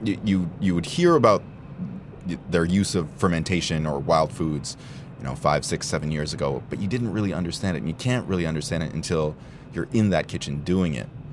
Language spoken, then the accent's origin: English; Toronto, Ontario, Canada; In Toronto, born and raised